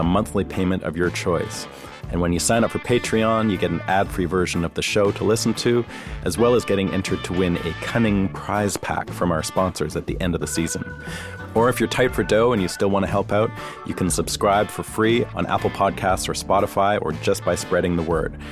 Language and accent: English; Canada; now in Nashville, United States; I'm too Canadian